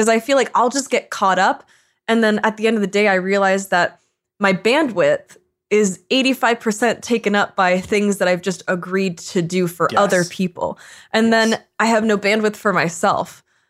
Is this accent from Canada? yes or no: yes; Canada; as a Canadian